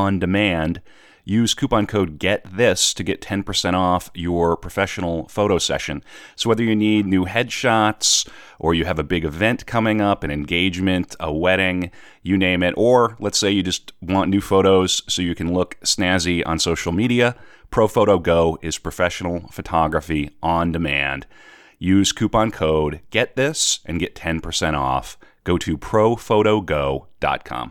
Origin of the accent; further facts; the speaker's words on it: North Dakota, United States; now in New York, United States; I'm from North Dakota